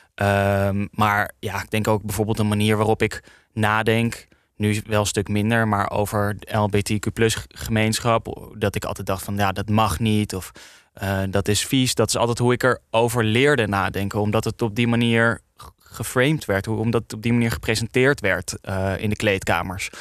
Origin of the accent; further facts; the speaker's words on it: Amsterdam, North Holland, Netherlands; ik kom uit Amsterdam Nieuw-West.